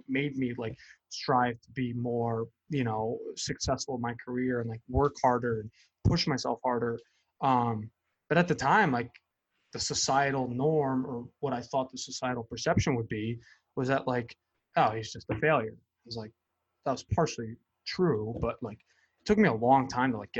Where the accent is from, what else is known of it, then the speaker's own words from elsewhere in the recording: Connecticut, United States; When I got back to Connecticut from California